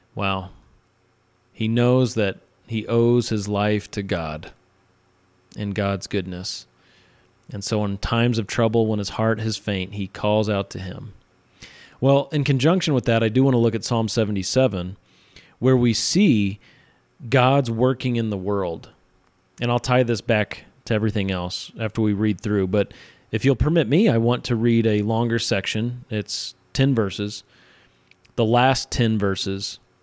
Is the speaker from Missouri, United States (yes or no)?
yes; central Missouri, United States; moved away as an adult; now in Utah, United States; I'm not from Utah. I've been out here a little over eight years. I am from central Missouri, and I grew up in, uh, a place where lots of people claim to be Christian